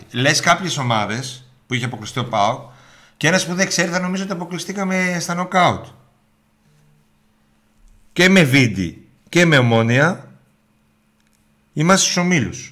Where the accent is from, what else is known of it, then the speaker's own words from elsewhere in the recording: Serres, Central Macedonia, Greece; Είμαι μισό από Σέρε